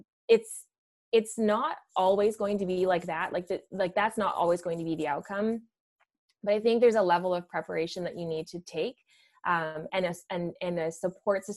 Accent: Ottawa Valley, Ontario, Canada; I grew up in the Ottawa Valley, you know, I grew up in a blue collar town

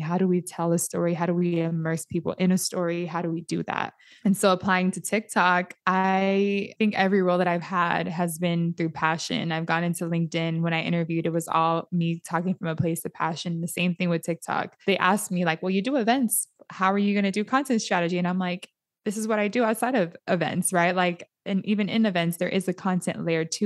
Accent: San Diego, California, United States; my nieces and nephews growing up in Southeast San Diego or in the areas that we grew up

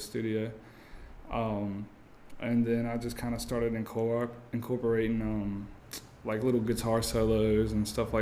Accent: New Bern, North Carolina, United States; moved away as an adult; now in Richmond, United States; I'm from New Bern, North Carolina, and I just moved to Richmond, Virginia last year

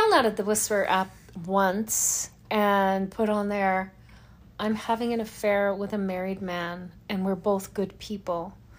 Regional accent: Louisiana, United States; I grew up in Louisiana.

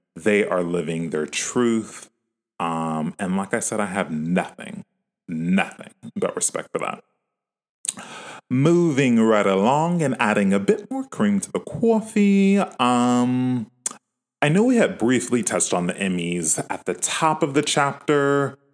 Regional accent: California, United States

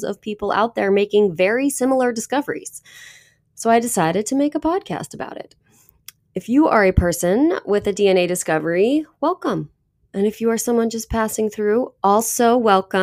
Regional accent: Petaluma, California, United States; a teeny tiny town right next to my hometown of Petaluma

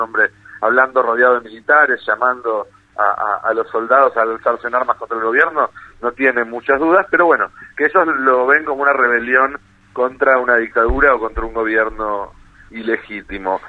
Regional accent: Argentina; nosotros como argentinos

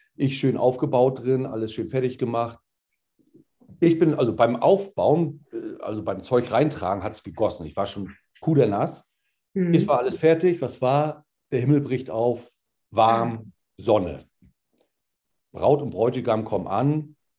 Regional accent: Rostock, Mecklenburg-Vorpommern, Germany; Bin Rostocker durch und durch

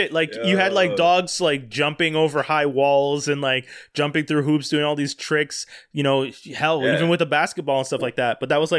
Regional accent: Montreal, Quebec, Canada; I grew up in Montreal watching hockey dominate everything

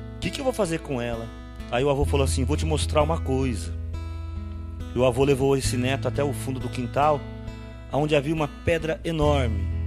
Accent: Brazil; Nós que somos aqui do Brasil

